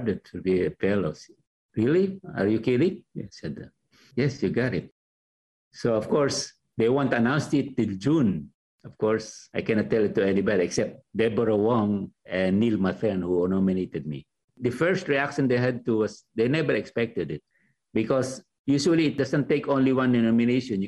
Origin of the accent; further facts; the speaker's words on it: Philippines; now in Los Angeles, United States; to show what you are as a Filipino, to love your country.